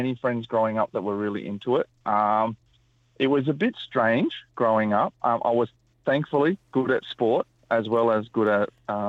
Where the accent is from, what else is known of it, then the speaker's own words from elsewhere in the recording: New South Wales, Australia; I'm a Wiradjuri mob. My mum and my family actually grew up in Lithgow, just got on the other side of the Blue Mountains. I was born in Awabakal land. We travelled around a lot.